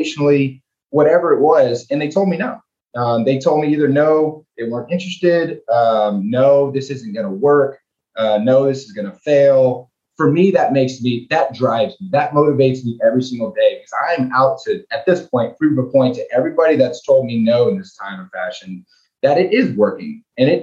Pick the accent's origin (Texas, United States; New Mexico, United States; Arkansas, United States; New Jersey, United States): Texas, United States; League City; I was born and raised in League City, went to elementary school, middle school, high school there.